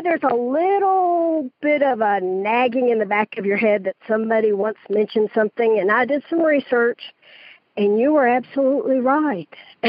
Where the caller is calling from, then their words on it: Stockbridge, Georgia, United States; I'm calling from Stockbridge, Georgia.